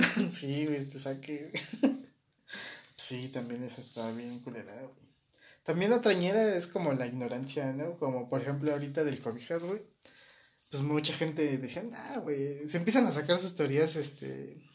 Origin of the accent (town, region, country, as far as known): Mexico